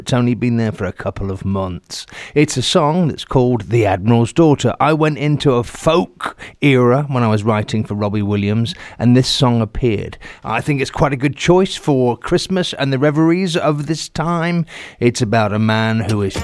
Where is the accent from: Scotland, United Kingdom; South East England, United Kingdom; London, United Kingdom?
South East England, United Kingdom; Southampton; also born or lived in Bristol; I was born in Southampton